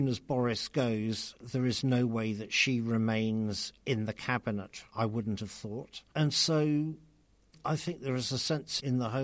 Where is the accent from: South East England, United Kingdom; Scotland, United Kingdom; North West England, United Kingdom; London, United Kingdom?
London, United Kingdom; I'm from South London